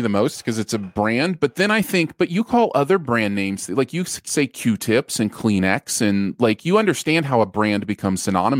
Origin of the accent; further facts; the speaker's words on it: the North, United States; Like, you know, Northerners call it pop. That is not a surprise. And I am a Northerner. I come from the North.